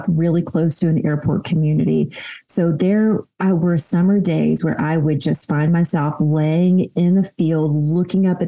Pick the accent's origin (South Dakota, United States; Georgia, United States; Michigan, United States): Georgia, United States; Cleveland; I grew up in a really tiny town in Northeast Georgia called Cleveland